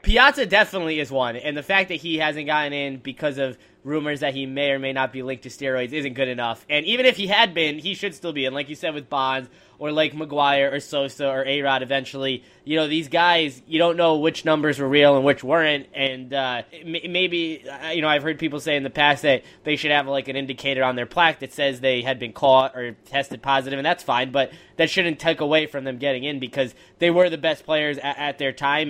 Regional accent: Long Island, New York, United States; my hometown one a few years ago. Was Friendly's closing, and it seemed to hit Long Island

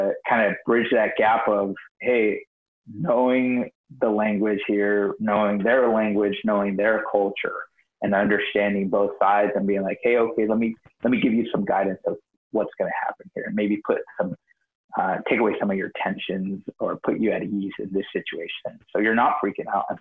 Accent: Escondido, California, United States; I grew up very poor in typical like ghetto. And I grew up in Escondido

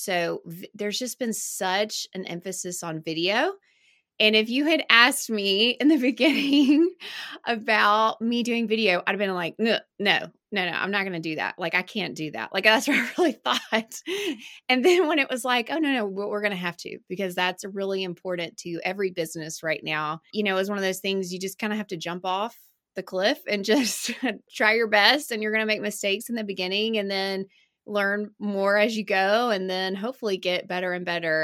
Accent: Birmingham, Alabama, United States; I grew up in Birmingham and I went to Alabama

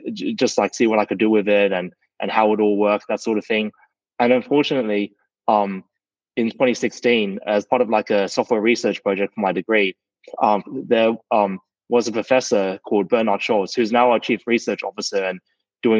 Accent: Sydney, New South Wales, Australia; I grew up in Sydney, Australia

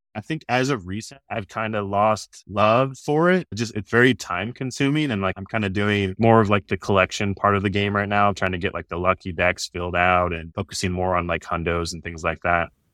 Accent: Orem, Utah, United States; moved away as an adult; now in Austin, United States; I grew up in Orem, Utah

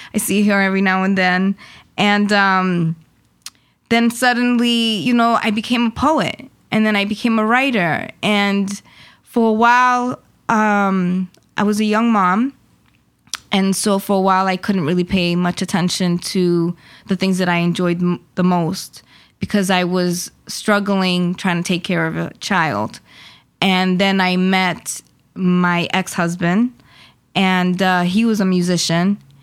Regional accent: Mayagüez, Puerto Rico; now in Worcester, United States; I am originally from Puerto Rico. I was born in Mayagüez, Puerto Rico.

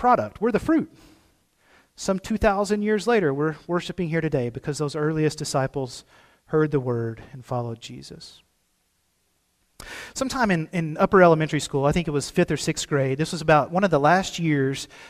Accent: Cave City, Arkansas, United States; moved away; I'm from Cave City, home of the world's sweetest watermelons

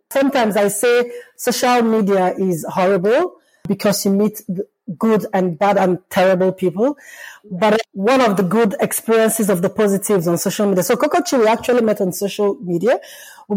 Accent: Lagos, Nigeria; also born or lived in Zambia; now in Belgium; one of my fondest memory growing up in Lagos

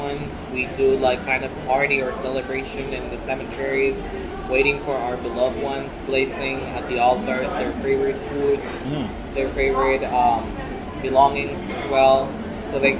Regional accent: Mexico City, Mexico; moved away as an adult; now in Puerto Vallarta, Mexico; I am originally from Mexico City

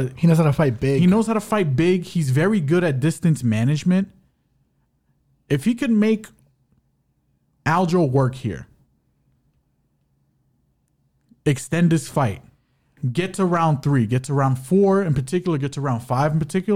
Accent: New York, United States; We're from New York. What are you doing?

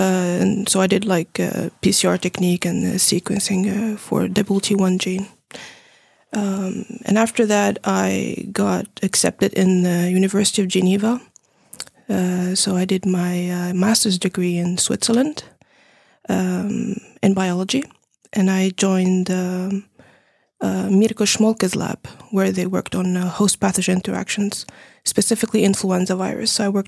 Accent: Tunisia; also born or lived in Finland; I'm from Tunisia and Finland, so I'm mixed. I did my bachelor degree in Tunisia in biotechnology.

